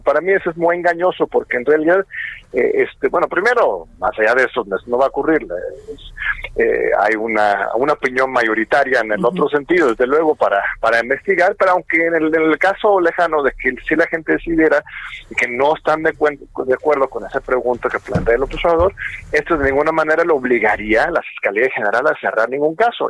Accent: Mexico; como, pueblo mexicano

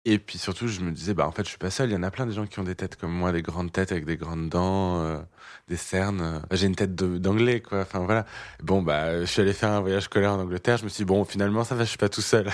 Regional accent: Clermont-Ferrand, Auvergne-Rhône-Alpes, France; born or raised there

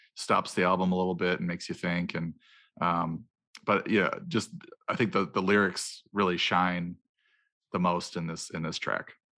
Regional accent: Wisconsin, United States; growing up in Wisconsin

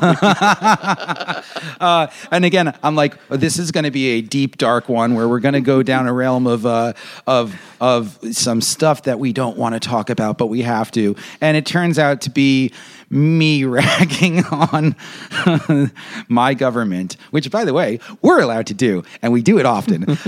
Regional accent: United States; as an American

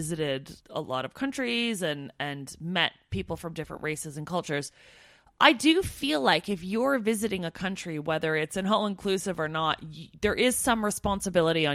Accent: Canada; now in United Kingdom; as a Canadian Brit

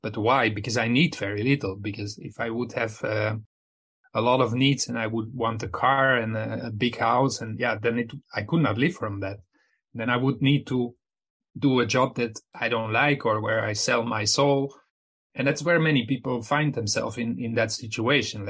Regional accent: Flanders, Belgium; I'm from Belgium, which is just next to Netherlands. I mean, my hometown is 30 kilometers from the Netherlands, and they speak the same language.

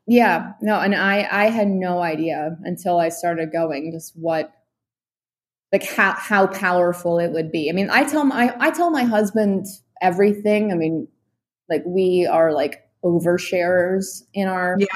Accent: New York City, New York, United States; I grew up in New York City

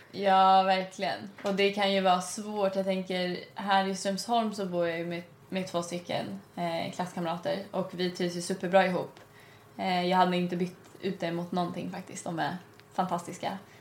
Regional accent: Stockholm, Stockholm County, Sweden; jag är från Stockholm

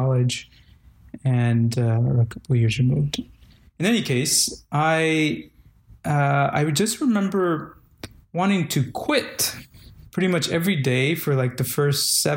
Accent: Guatemala; moved away; Culturally, I am from Guatemala

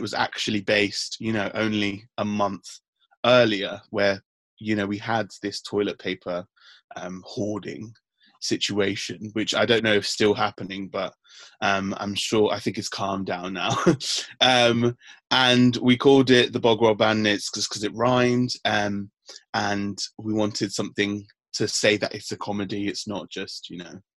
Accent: London, United Kingdom; also born or lived in Sierra Leone; I was born here in King's College Hospital

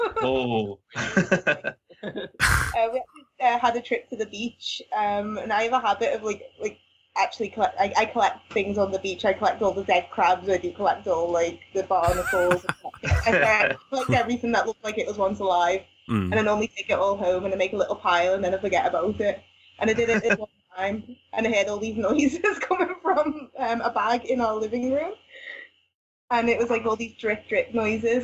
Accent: Liverpool, North West England, United Kingdom; We're from Liverpool

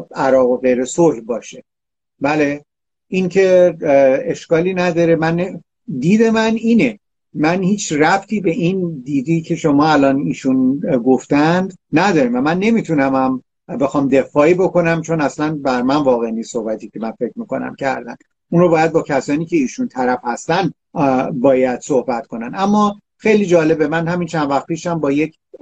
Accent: Iran; من یه ایرانی هستم اینجا

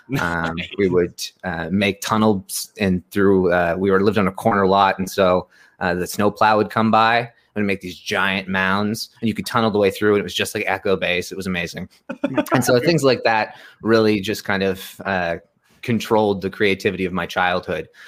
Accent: Canada; I'm, Canadian

